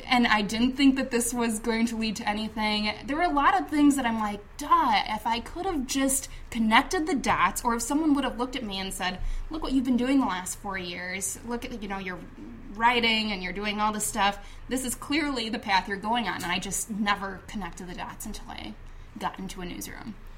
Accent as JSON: {"language": "English", "town": "Chicago", "region": "Illinois", "country": "United States", "tie": "born or raised there", "said": "I grew up on the north side of the city, and I grew up in Rogers Park"}